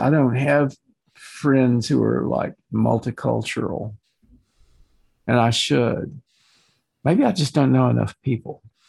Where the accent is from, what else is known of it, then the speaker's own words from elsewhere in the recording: West Texas, United States; I was raised in West Texas